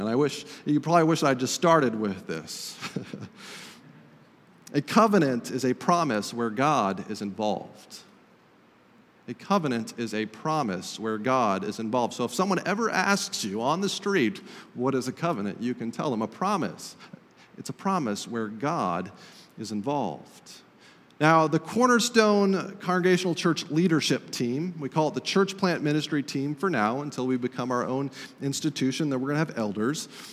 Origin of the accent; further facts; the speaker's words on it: Estes Park, Colorado, United States; moved away; I visited my hometown of Estes Park, Colorado